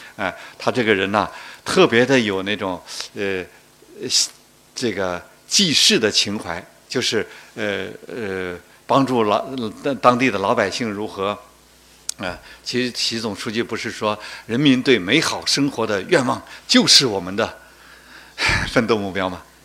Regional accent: Guangdong people, China; 我们广东人

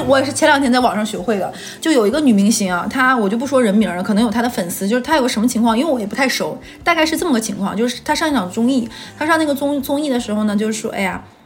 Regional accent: Northeast China, China; 我是东北人

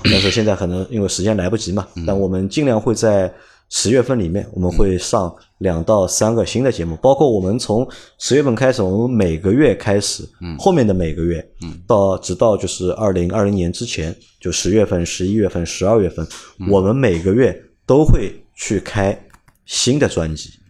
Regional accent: China; 我们会觉得是作为中国人

